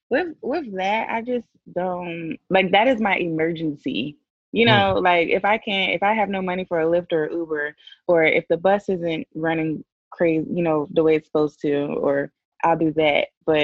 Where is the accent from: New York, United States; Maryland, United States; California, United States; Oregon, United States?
Maryland, United States; also born or lived in Guam / Florida; So I was born in Guam. I spent 2 years in Guam. Then we moved to Florida, spent 8 years in Florida, and I've just been all around Maryland ever since.